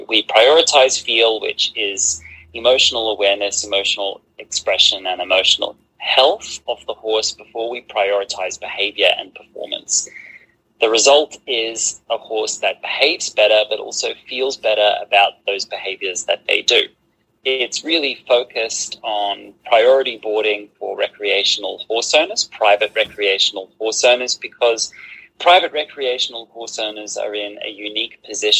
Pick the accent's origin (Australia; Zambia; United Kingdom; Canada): Australia; now in Andalusia, Spain; I am an Australian horse trainer and hoof care provider currently living in Andalusia in southern Spain.